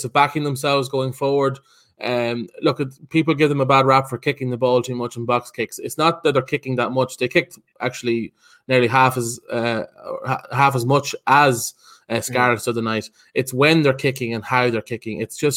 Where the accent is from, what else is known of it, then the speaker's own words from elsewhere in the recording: Ireland; as an Irishman